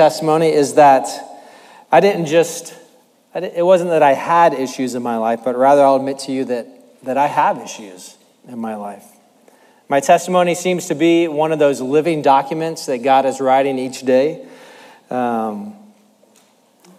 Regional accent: Tracy, California, United States; also born or lived in Manteca, California; I grew up in Tracy and Manteca with three sisters

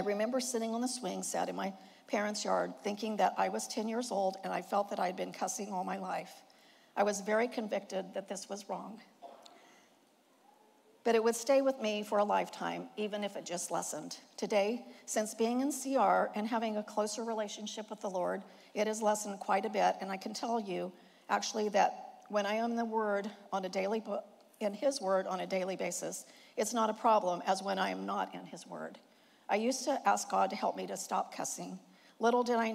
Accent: Indiana, United States; moved away as an adult; now in California, United States; I was born in Indiana to a grain and livestock farmer and his introverted wife

